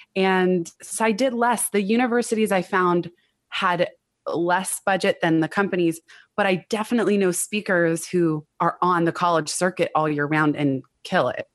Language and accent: English; Silicon Valley, California, United States; I grew up in Silicon Valley